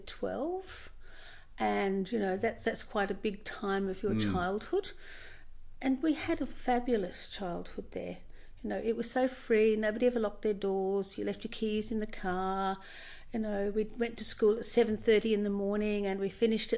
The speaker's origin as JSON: {"language": "English", "town": "Busselton", "region": "Western Australia", "country": "Australia", "tie": "born or raised there", "also_born_or_lived": "Port Hedland, Western Australia"}